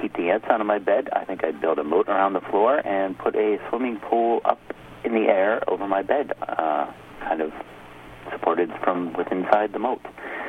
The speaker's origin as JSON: {"language": "English", "town": "Minneapolis", "region": "Minnesota", "country": "United States", "said": "I'm from Minneapolis."}